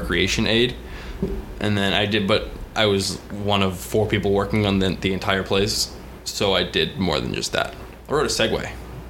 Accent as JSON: {"language": "English", "area": "south of Boston", "region": "South Shore of Massachusetts", "country": "United States", "tie": "born or raised there", "moved": "as an adult", "lives_now": "South Carolina, United States", "said": "I grew up in Boston, or south of Boston."}